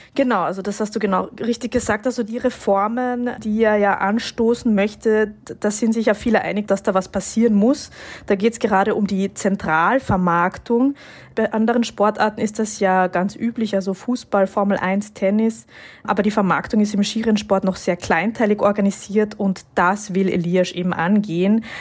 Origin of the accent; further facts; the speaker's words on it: Carinthia, Austria; ich bin in Kärnten, also im Süden Österreichs, aufgewachsen in einem Skigebiet.